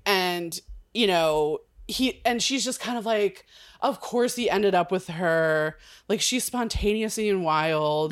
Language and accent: English; California, United States; I'm from California